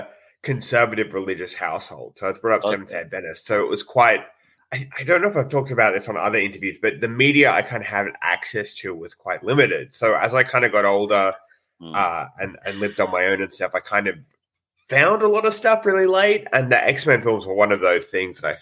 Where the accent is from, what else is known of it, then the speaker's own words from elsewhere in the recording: Sydney, New South Wales, Australia; I live in Sydney, Australia. So I was born here. I'm from Australia